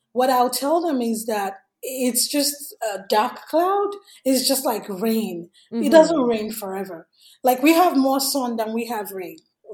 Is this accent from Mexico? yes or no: no; Nigeria; English is a second language; moved away as an adult; now in United States; I came here from Nigeria in 2011, and I didn't have any family here. I didn't know anybody here.